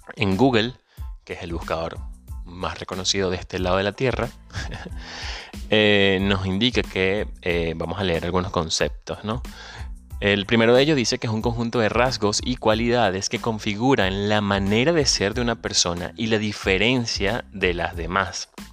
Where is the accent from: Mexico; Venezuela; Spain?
Venezuela; moved away; Soy venezolano